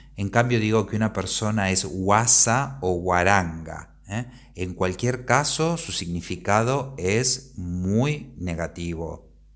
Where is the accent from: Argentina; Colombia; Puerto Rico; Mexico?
Argentina; moved away as an adult; now in Spain; Soy argentino, pero vivo en España desde hace varios años